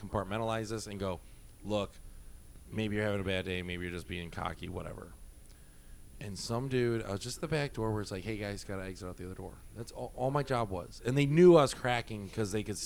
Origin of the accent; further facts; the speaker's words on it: Midwest, United States; moved away; also born or lived in Miami; We're from the Midwest.